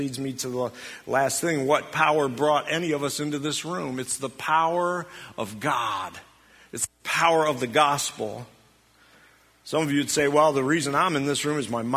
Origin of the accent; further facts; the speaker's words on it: United States; us as American Christians